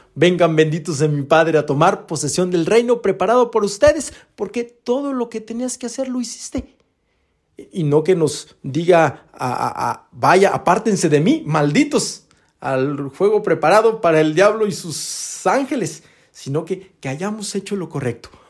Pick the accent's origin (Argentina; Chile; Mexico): Mexico; Rioverde, San Luis Potosí; yo soy de Río Verde, que, que luego hay muchos eh, paisanos que se van a Estados Unidos